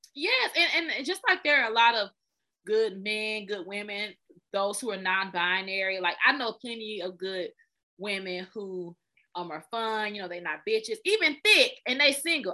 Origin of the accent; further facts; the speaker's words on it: Smyrna, Georgia, United States; also born or lived in Austell, Georgia; I grew up in Smyrna, and so Smyrna, and then we moved to Austell.